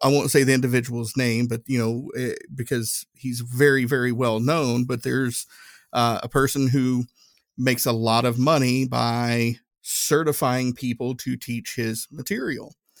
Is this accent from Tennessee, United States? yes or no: yes; Northeast Tennessee, United States; moved away as an adult; growing up in Northeast Tennessee, uh, everybody looked like me